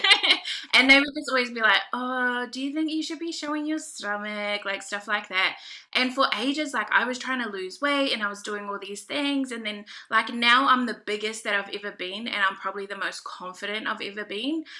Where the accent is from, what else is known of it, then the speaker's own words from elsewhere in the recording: New Zealand; also born or lived in Niue; I'm um, Pacific Islander, so I'm from Niue. Do you know where Niue is? The island of oh, Niue. I'm also from New Zealand, so I'm Maori.